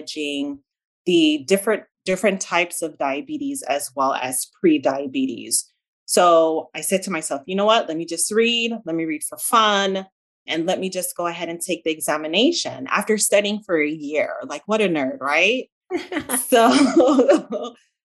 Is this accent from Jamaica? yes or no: yes; Jamaica; accent: Jamaican; also born or lived in South Central Florida; now in Florida, United States; I was originally born in Jamaica. So if you hear kind of like a slight accent, that's what you're hearing. I pronounce my A's and my E's differently. So you're hearing my Jamaican accent.